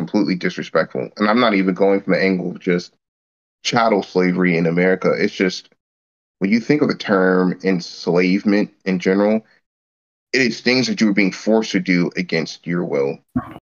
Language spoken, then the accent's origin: English; United States; me being an American